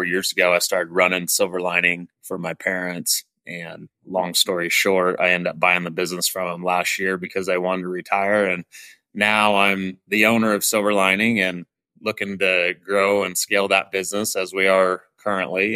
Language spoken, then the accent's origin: English; Jerome, Idaho, United States; born and raised in Southern Idaho. I was born in Jerome, Idaho